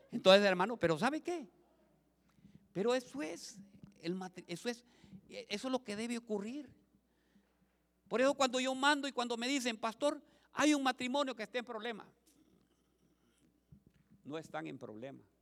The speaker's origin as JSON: {"language": "Spanish", "region": "Olancho", "country": "Honduras", "said": "Nos, nosotras las holanchanas ponemos a los hombres"}